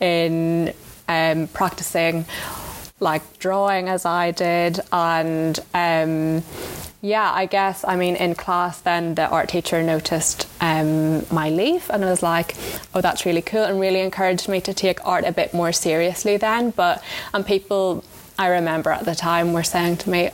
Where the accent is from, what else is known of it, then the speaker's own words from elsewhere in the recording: Enniskillen, Northern Ireland, United Kingdom; moved away as an adult; also born or lived in London; I grew up in Enniskillen with my mum